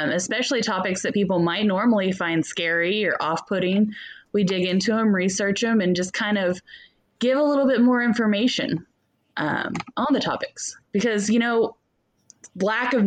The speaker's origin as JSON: {"language": "English", "region": "Oklahoma", "country": "United States", "tie": "born or raised there", "said": "growing up in the Bible Belt of Oklahoma"}